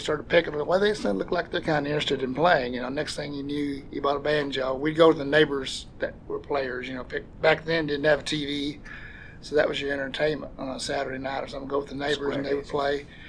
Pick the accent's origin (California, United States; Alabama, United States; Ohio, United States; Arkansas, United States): Arkansas, United States; Sonora; we grew up on a farm in Sonora, east of Springdale.